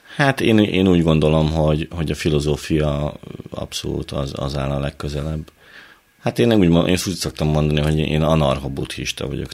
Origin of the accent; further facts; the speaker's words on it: Hajdúnánás, Hajdú-Bihar, Hungary; Én a Hajdúságból, Hajdú Nánásról.